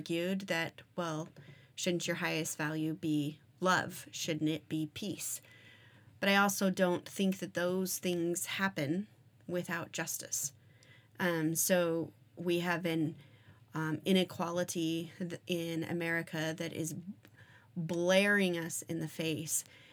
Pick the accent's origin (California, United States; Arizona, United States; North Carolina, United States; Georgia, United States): Arizona, United States; I grew up in Arizona where we had multiple Indian reservations around the area.